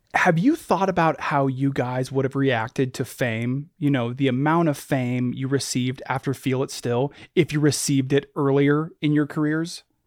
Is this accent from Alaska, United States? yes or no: yes; Anchorage, Alaska, United States; growing up in Anchorage, where I'm from